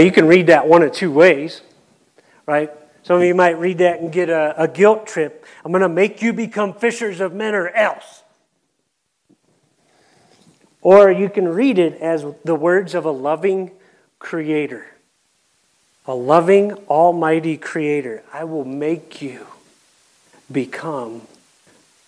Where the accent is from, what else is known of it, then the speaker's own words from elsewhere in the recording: Ohio, United States; accent: Kentucky; I'm from Ohio